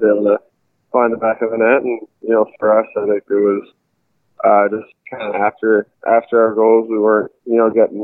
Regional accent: North Vancouver, British Columbia, Canada; I'm from North Vancouver in British Columbia

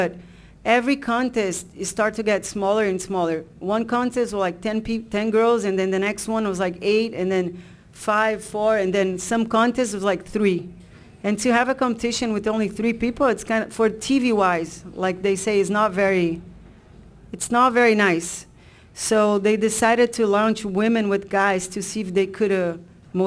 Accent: Brazil; moved away; I grew up in Brazil with a lot of guys

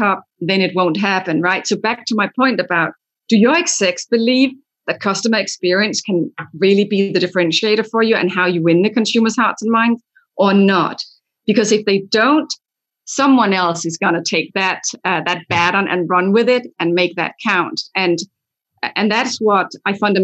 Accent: Denmark; moved away; I'm from Denmark where that's already in place

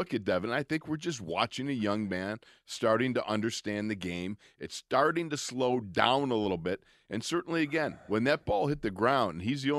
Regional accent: Buffalo, New York, United States; I can remember as a kid growing up in Buffalo, watching the old AFL Buffalo Bills, middle linebacker there.

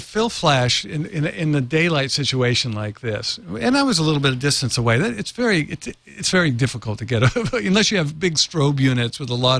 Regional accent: Norway; also born or lived in San Francisco, United States; My father's from Norway, and I was born in San Francisco.

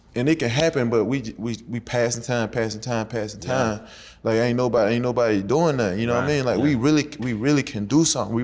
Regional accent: Alabama, United States; moved away as an adult; now in Atlanta, United States; I'm from Alabama, but I love Atlanta. I've been here, you know what I'm saying? This is my eighth year here.

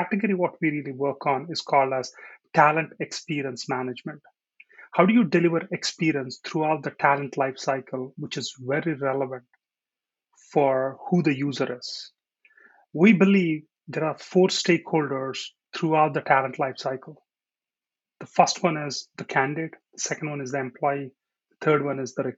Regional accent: India; moved away as an adult; now in United States; I'm born in India. I grew up in India for my first 20 years, and then I moved to US, and I've been here for the last 20.

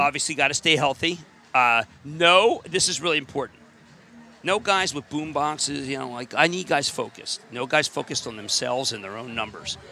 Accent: Springfield, Pennsylvania, United States; moved away as an adult; now in Brooklyn, United States; I'm from Springfield, 1401 Cromwell Road. Went to Springfield High, and uh, my 45th reunion coming up this year

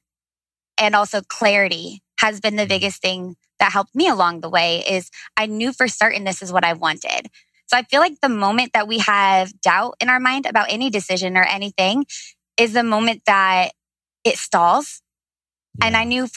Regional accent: Leo-Cedarville, Indiana, United States; also born or lived in Nashville, Tennessee; Fort Wayne, Indiana. Actually, a little city right outside of Fort Wayne called Leo Cedarville

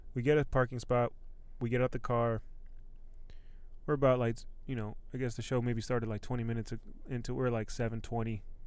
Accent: Silver Spring, Maryland, United States; I'm from Silver Spring. I was repping the red line. I was repping Glenmont

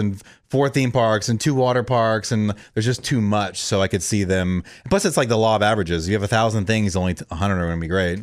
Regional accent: Orlando, Florida, United States; moved away; I grew up in Orlando

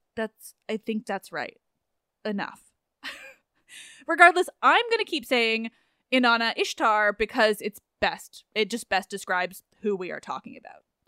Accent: England, United Kingdom; I am very English

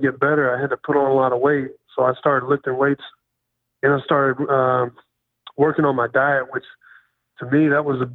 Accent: Poplar Bluff, Missouri, United States; moved away; That's where I got all my values, is growing up in that small town

